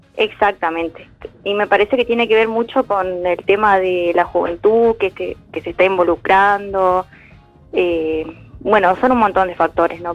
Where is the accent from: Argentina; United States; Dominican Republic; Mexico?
Argentina; Corrientes; yo no me quiero ir de mi provincia, de mi lugar, de mi tierra